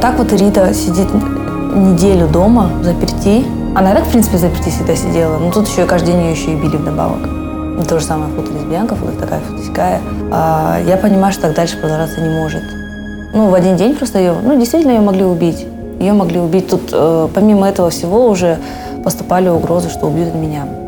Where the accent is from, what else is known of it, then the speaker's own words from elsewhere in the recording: Kazakhstan; Я не казашка, но я очень люблю Казахстан